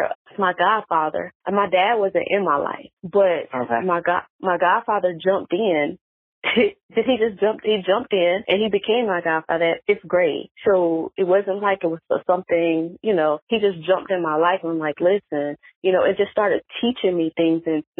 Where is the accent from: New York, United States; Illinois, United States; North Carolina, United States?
North Carolina, United States; now in Atlanta, United States; before I moved to Atlanta, so I'm from North Carolina.